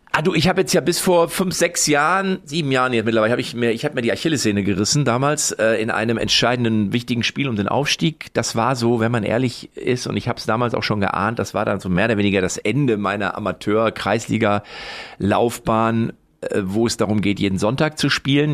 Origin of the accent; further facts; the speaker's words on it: Lippstadt, North Rhine-Westphalia, Germany; in Lippstadt, wo ich herkomme